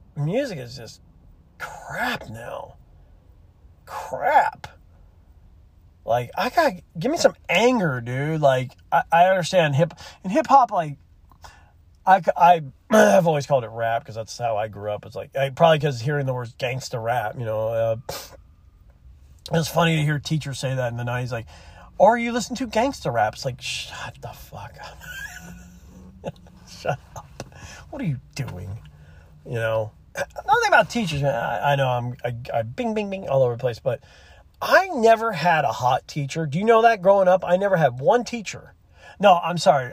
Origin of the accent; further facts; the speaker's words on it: Gulf Shores, Alabama, United States; moved away; I'm from Gulf Shores. I lived there for a couple years when I'm, in my childhood